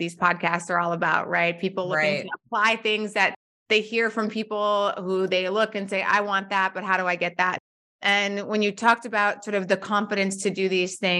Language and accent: English; North Dakota, United States; moved away as an adult; also born or lived in Washington, D.C.; I remember moving to DC when I was 22 years old, and I'm from North Dakota